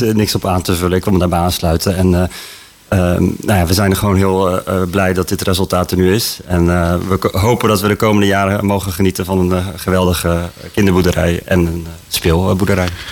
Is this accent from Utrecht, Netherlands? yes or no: yes; Houten, Utrecht, Netherlands; ik ben zelf in Houten geboren. Ik, ik woon in de Ecowijk